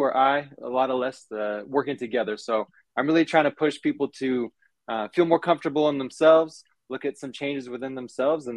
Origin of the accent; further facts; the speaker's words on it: Portland, Oregon, United States; now in Los Angeles, United States; I'm from Portland